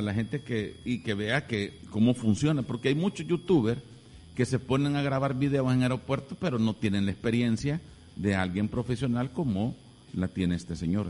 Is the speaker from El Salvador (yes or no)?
yes; El Salvador; nosotros como buenos salvadoreños